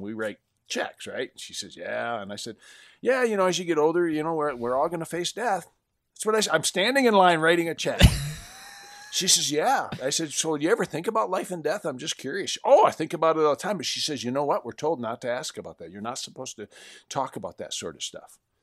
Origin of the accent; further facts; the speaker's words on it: Western Michigan, United States; I'm from Western Michigan, where I had friends that had these huge orchards